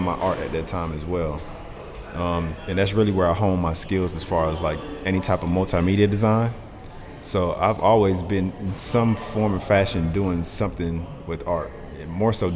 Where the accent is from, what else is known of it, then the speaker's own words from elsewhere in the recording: Atlanta, Georgia, United States; also born or lived in Queens, New York / Jamaica (ancestry); my mom had the opportunity to come down here when I was like four. So I'm still a Georgia boy. But I've been here since I was four